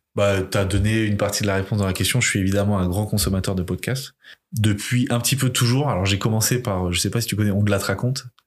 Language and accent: French; Limoges, Nouvelle-Aquitaine, France; now in Rennes, France; J'ai grandi à Limoges